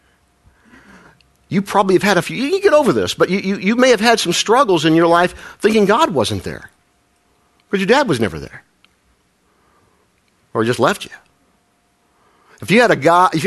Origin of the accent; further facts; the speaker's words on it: Midwest, United States; I say Frankl because I'm from the Midwest